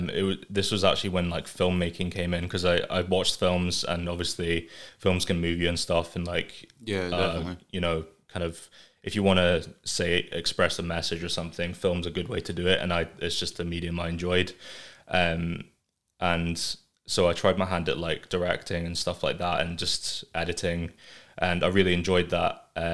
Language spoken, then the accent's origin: English; England, United Kingdom; born there; moved away; So I don't know if this is relevant or not, but so I was born in England. Mm-hmm. I came up here.